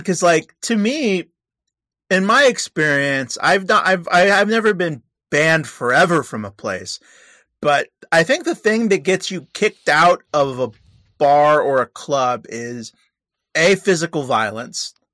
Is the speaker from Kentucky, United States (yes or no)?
no; California, United States; I'm from California